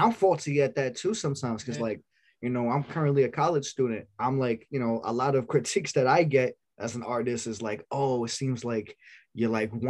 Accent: New York City, New York, United States; We're from Staten Island

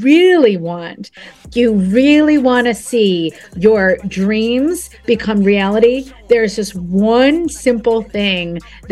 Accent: New Jersey, United States; I'm from Jersey.

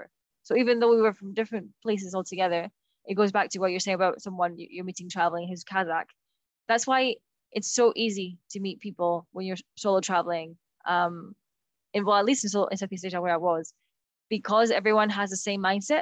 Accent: Bilbao, Basque Country, Spain; I'm from Bilbao

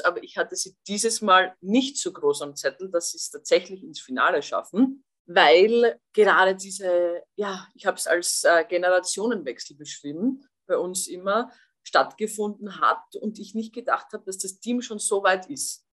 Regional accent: Austria; ich als Österreicherin

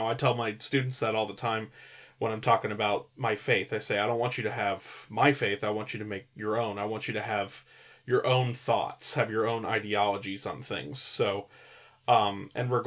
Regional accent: California, United States; I was raised in California

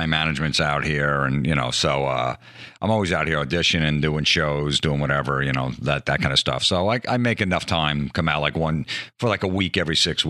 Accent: New Jersey, United States; He knew we're from New Jersey.

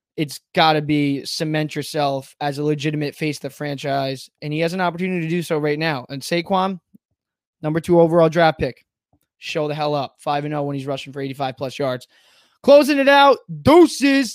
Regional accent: New York, United States; I'm from New York

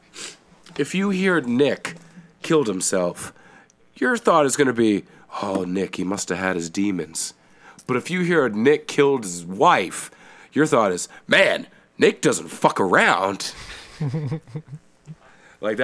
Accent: Canada; accent: Canadian

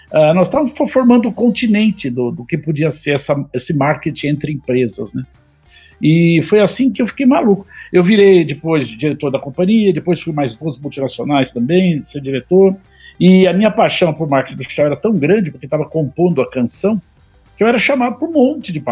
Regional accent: São Paulo, Brazil; e você sabe que, como paulista...

